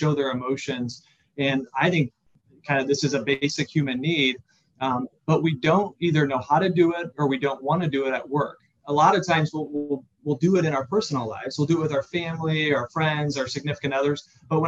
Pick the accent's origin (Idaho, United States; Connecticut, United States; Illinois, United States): Illinois, United States; Central; also born or lived in Chicago; I grew up in Central Illinois